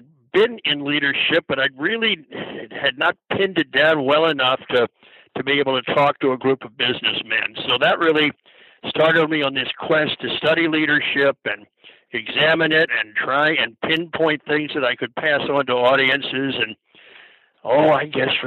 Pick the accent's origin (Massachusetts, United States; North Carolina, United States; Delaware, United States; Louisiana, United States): Delaware, United States; Wilmington; moved away as an adult; also born or lived in Orlando, Florida; I grew up in Wilmington, Delaware, went to Tower Hill School